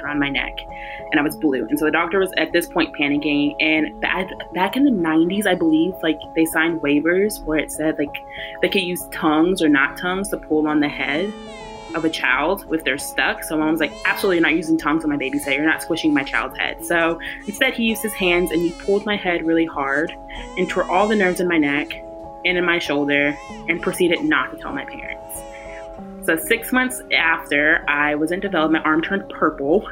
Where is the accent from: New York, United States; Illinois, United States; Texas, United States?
Texas, United States; Mesquite; moved away as an adult; also born or lived in Wichita, Kansas; now in San Diego, United States; I was born in Mesquite, Texas. Texas girl